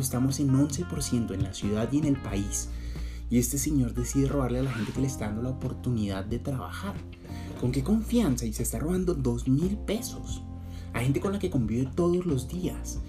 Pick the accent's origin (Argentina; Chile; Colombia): Colombia; now in Bogotá, Colombia; somos colombianos, pero somos colombianos de los buenos.